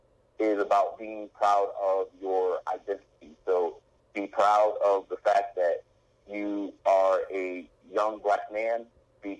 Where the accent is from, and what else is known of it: Philadelphia, Pennsylvania, United States; born or raised there; also born or lived in Harrisburg, Pennsylvania / Delaware